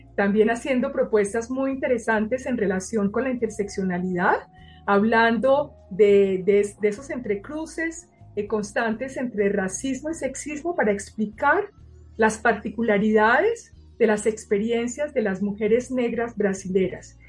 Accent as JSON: {"language": "Spanish", "country": "Colombia", "also_born_or_lived": "Paris, France", "moved": "as an adult", "said": "yo fuera colombiana"}